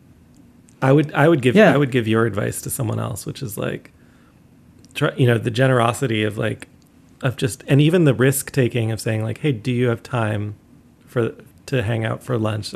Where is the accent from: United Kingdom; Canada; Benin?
Canada; moved away; also born or lived in Syracuse; I'm a Canadian artist.